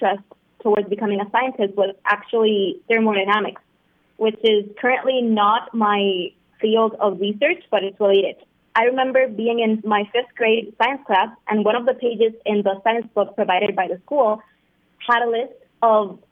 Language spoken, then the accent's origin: English; Puerto Rico; I'm 17, and I'm from Puerto Rico.